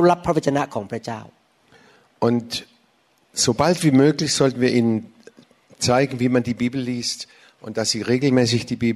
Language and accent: German; United States; now in Germany; sie wussten es ist keine äh, thailändische Gemeinde sondern ich bin auch in, als Amerikaner hier äh, zu Hause